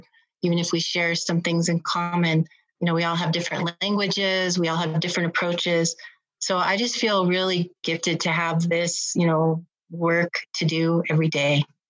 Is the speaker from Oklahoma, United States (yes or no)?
yes; Shawnee, Oklahoma, United States; now in Albuquerque, United States; I'm a member of the Citizen Potawatomi Nation, originally from Shawnee, Oklahoma. I've made Albuquerque my home